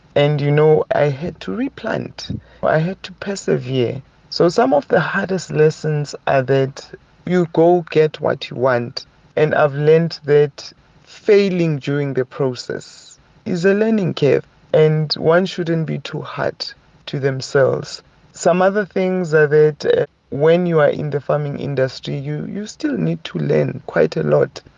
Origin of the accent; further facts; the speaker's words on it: Soweto, Gauteng, South Africa; now in Mahikeng, South Africa; I was born and bred in Soweto